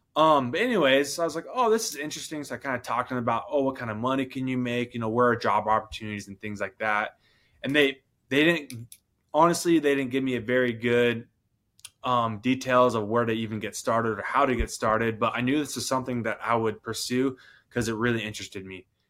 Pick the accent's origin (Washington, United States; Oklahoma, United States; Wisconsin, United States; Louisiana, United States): Washington, United States; for my hometown in Washington. My mom, she's a nurse. I grew up in the country